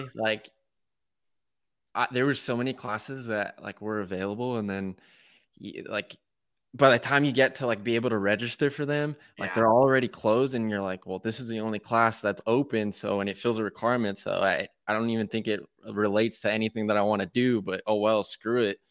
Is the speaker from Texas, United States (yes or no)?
yes; Texas, United States; born and raised in Texas